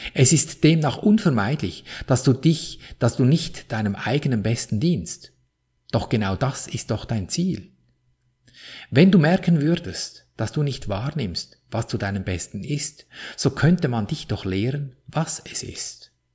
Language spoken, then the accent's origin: German; Switzerland; Wie du an meinem Akzent wohl gut hören kannst, bin ich in der Schweiz aufgewachsen